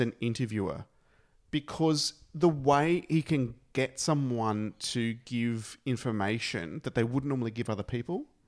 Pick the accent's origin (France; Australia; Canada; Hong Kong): Australia; we're Australian and we're here in Australia